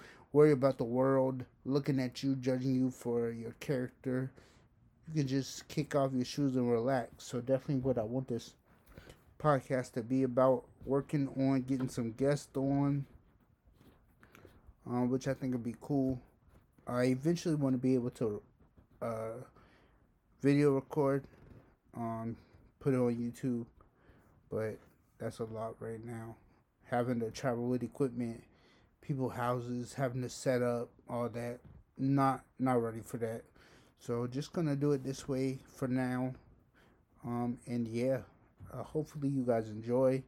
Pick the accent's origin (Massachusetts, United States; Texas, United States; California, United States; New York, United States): Massachusetts, United States; Somerville; Born and raised in Somerville, been here my whole life.